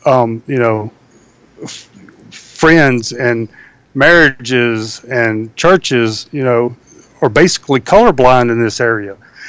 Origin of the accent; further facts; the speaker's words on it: Deep South, United States; My experiences growing up in the Deep South will be greatly different than yours.